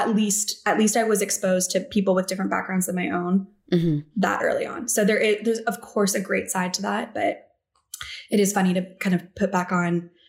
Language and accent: English; Walnut Creek, California, United States; I am from Walnut Creek, California, which is a little suburb outside of San Francisco